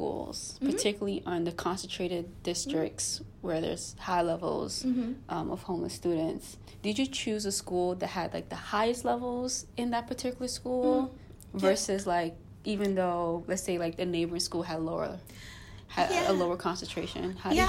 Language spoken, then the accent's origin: English; New York City, New York, United States; I'm born and raised in New York City